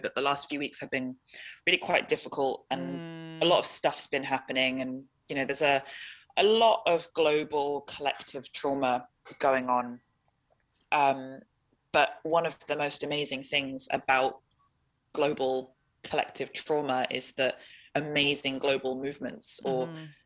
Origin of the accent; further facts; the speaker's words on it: London, United Kingdom; moved away as an adult; also born or lived in Hong Kong / Scotland; now in Senegal; I was born in Hong Kong, grew up in London, and then when I turned eighteen, I moved to Scotland